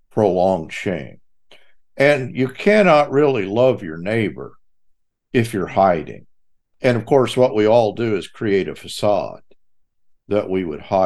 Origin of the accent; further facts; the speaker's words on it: Texas, United States; I'm from Texas